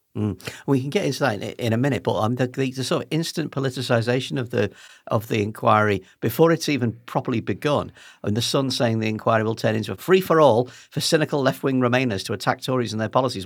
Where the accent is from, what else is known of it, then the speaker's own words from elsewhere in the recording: United Kingdom; as British people